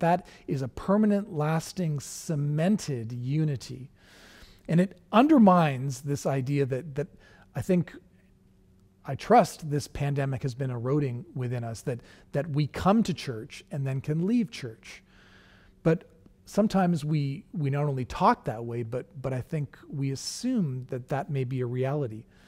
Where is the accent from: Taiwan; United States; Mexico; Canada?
Canada; being Canadian